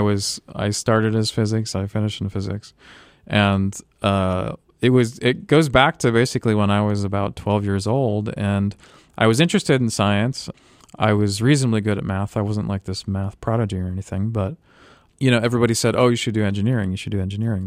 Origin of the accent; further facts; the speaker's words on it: Tampa, Florida, United States; I grew up in Florida near Tampa